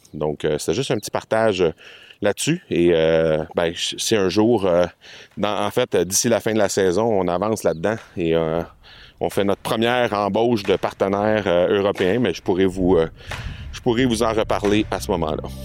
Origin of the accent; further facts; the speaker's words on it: Canada; chez nous au Canada